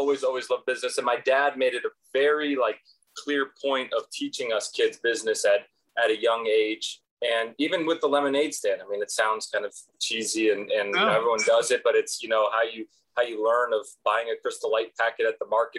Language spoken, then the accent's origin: English; Los Angeles, California, United States; I was born in Los Angeles, California, born and raised there my whole life